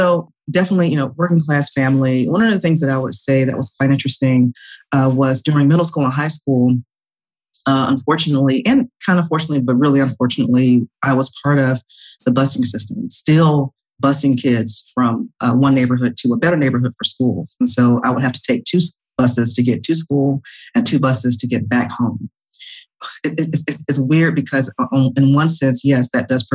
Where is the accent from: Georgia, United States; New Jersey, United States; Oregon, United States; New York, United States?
Georgia, United States; Atlanta; originally I'm from Atlanta, born and raised in Atlanta, Georgia, Southwest, call it SWAT, Southwest Atlanta Too Strong